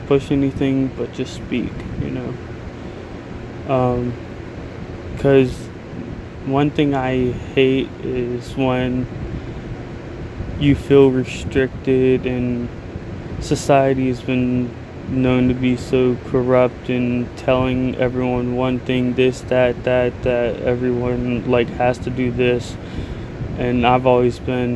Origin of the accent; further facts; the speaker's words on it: United States; as an American